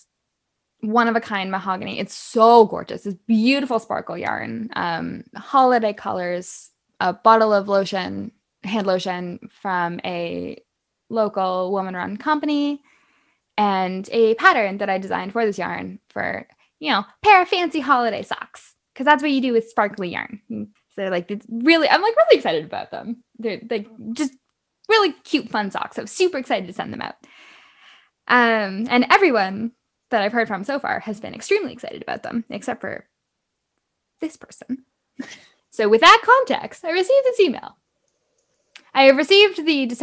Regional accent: Canada; I am Canadian

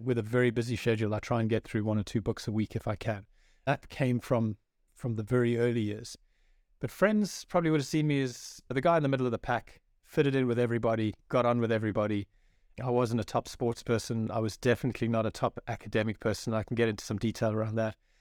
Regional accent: South Africa; moved away as an adult; also born or lived in France / Johannesburg / Durban / Cape Town; now in Ireland; I was born in France to a South African father and an Irish mother, and then a few years after that, moved to South Africa where I grew up, my formative years

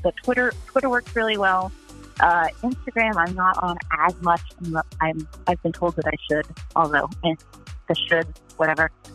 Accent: Akron, Ohio, United States; growing up in Akron, Ohio in the 80s

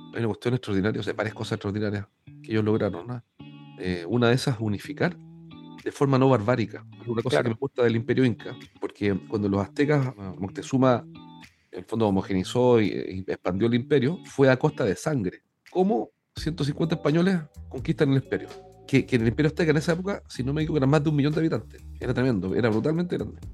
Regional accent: Chile; Yo soy un chileno amante del Perú

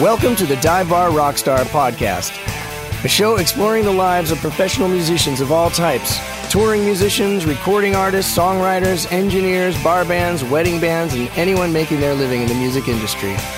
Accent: Denver, Colorado, United States; my hometown of Denver

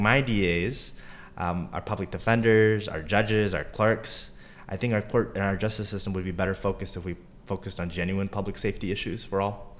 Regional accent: Charlotte, North Carolina, United States; also born or lived in Durham, North Carolina; Growing up in Charlotte, came back to Charlotte after law school

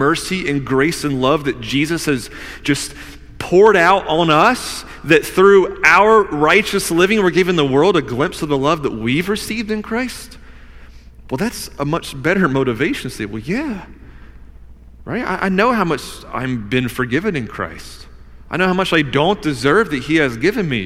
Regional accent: the South, United States; I grew up in the South

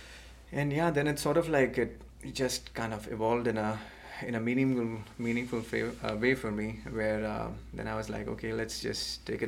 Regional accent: India; moved away as an adult; also born or lived in Pennsylvania / Gainesville, Florida; now in United States; I'm originally from India, and that's where I did my

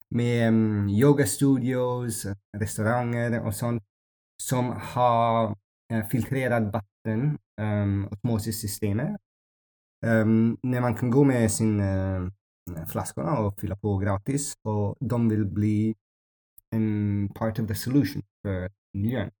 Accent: Ethiopia; Swedish is a second language; now in Mallorca, Spain; jag växte upp i Etiopien

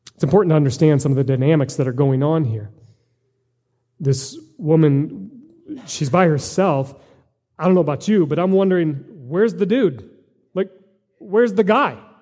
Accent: United States; as American Christians

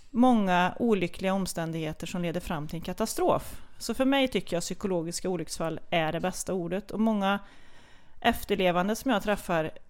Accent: Kil, Värmland, Sweden; Nej men jag, jag växte ju upp med min mamma Kerstin och pappa Sven och min storebrorsa Jocke, eller Joakim.

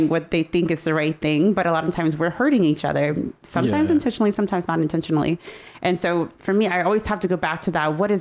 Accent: United States; I'm a part of the United States

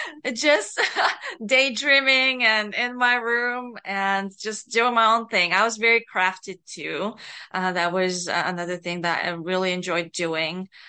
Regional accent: Bulgaria; moved away as an adult; also born or lived in North America; I was born and, um, grew up in Bulgaria. So, um, I was a young adult when I, um, immigrated to North America

